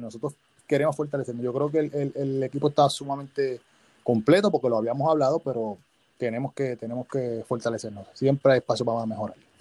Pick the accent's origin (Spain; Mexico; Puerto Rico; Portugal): Puerto Rico; Bayamón; yo soy de Bayamón